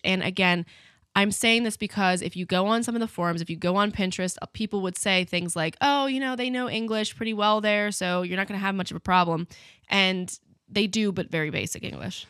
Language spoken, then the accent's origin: English; United States; being American